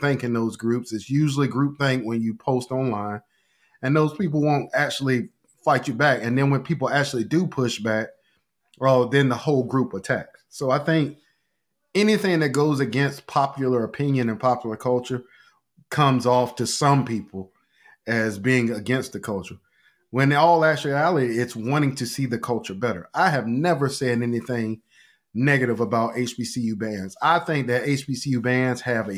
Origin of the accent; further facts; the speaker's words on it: Portsmouth, Virginia, United States; when I grew up in Portsmouth, I was growing up around people